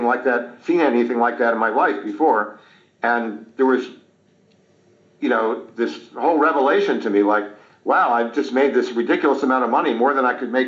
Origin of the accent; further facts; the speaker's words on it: Montgomery County, Pennsylvania, United States; also born or lived in Delaware County, Pennsylvania; I grew up in Montgomery County, but I eventually moved to Delaware County.